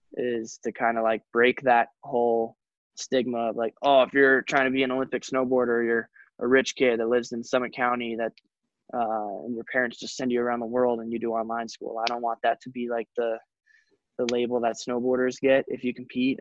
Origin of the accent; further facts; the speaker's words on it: Telluride, Colorado, United States; I come from Telluride, which is an awesome ski town. So like I did have one of the best ski resorts ever to, to grow up